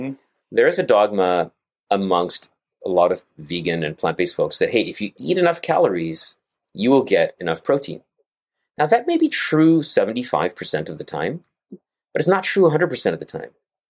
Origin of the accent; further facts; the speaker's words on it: Gujarat, India; I'm from Gujarat as well. And I have a lot of Punjabi friends over here and eat a lot of Punjabi food too.